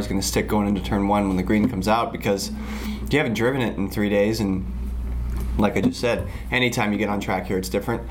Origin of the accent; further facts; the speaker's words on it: United States; I was born in the U.S.